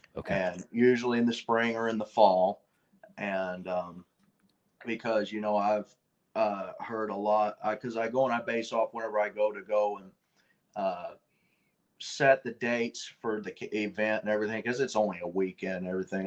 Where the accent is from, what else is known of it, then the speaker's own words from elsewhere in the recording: Red Bud, Illinois, United States; we was living with my grandfather at the time uh, on South Prairie Road, just outside of Redbud, Illinois